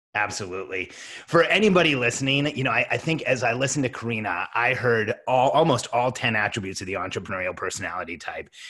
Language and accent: English; Mexico; And I'm from Mexico